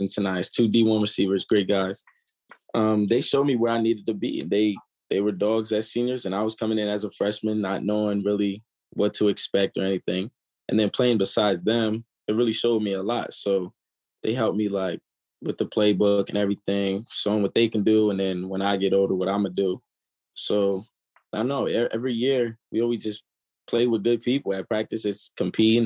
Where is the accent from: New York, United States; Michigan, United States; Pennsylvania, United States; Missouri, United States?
Pennsylvania, United States; York; also born or lived in Columbia, Maryland; I was actually born in Maryland. And then I moved to York, Pennsylvania when I was like 3. And then I went to school in York all the way up until my freshman year